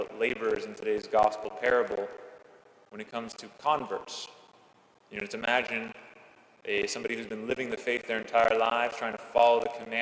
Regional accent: California, United States; moved away as an adult; now in Washington, United States; I left my home state of California 3,000 miles behind

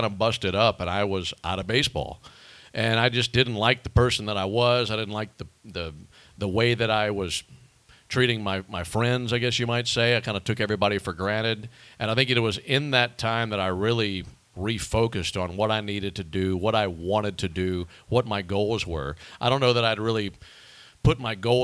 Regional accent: Pearl, Mississippi, United States; The Mississippi Braves had been there since 2005 in my hometown

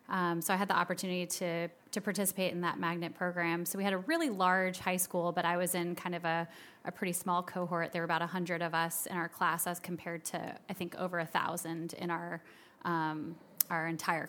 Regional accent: Marietta, Georgia, United States; also born or lived in Boston; I was born in Boston, Massachusetts, and then spent most of my formative years in Marietta, Georgia. And that's actually where I grew up

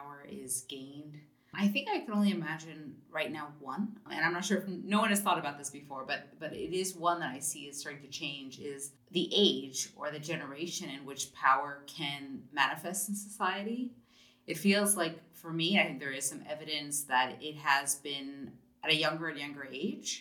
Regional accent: United States; moved away as an adult; also born or lived in Germany; I'm an American by birth

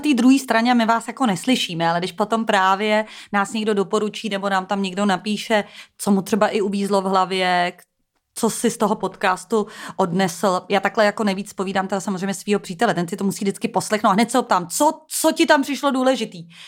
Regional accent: Prague, Czechia; já jsem z Prahy, tak máme takový slang

